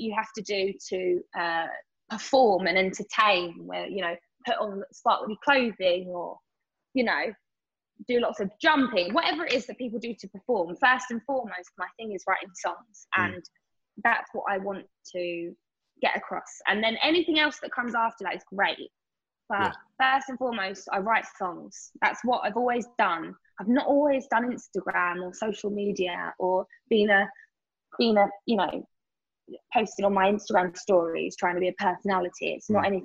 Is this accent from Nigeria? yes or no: no; Essex, East of England, United Kingdom; especially as a young girl and especially growing up in Essex